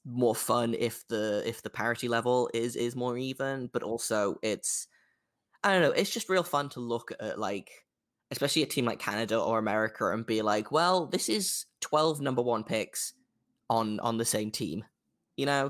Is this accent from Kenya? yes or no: no; England, United Kingdom; an English person, as a, as a British person